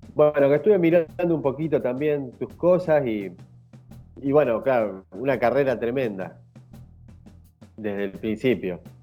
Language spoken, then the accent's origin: Spanish; Sastre Ortiz, Santa Fe, Argentina; moved away as an adult; also born or lived in Brazil / Rio de Janeiro / Búzios; now in Fuerteventura, Spain; Yo soy del interior de Santa Fe de un pueblo de 5.000 habitantes